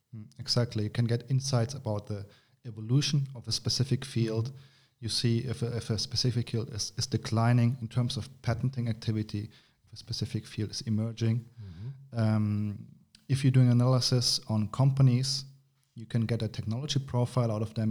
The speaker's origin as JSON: {"language": "English", "country": "Germany", "moved": "as an adult", "lives_now": "Granada, Spain", "said": "I'm from Germany. I studied there, but uh, then uh, via my university, I came to, to this wonderful country named Spain. I'm living in Granada, south of Spain"}